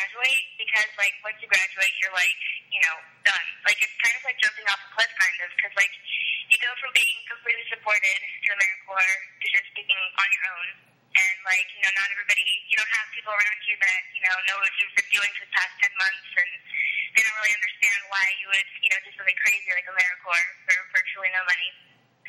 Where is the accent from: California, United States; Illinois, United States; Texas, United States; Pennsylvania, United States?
California, United States; Orange County; I'm 21. I'm from Orange County, California